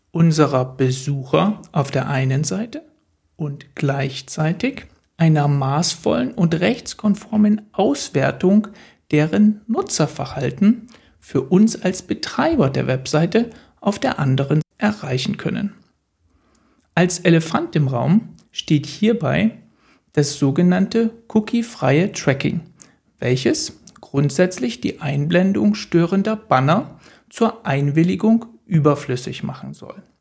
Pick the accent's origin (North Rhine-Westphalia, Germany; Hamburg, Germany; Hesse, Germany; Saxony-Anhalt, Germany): Saxony-Anhalt, Germany; Also ich bin jetzt nicht im Osten von Berlin aufgewachsen, sondern in Mittelostdeutschland, in Sachsen-Anhalt.